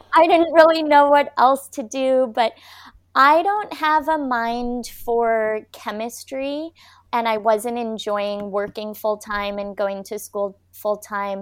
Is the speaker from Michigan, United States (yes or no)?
yes; Michigan, United States; now in Cardiff by the Sea, United States; I was born in Michigan. I live now in California, a beautiful coastal town called Cardiff by the Sea